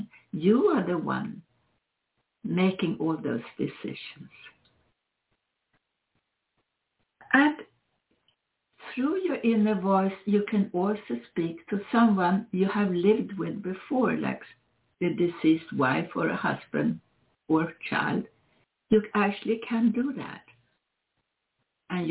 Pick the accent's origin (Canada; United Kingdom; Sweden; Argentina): Sweden; now in United States; I come from Sweden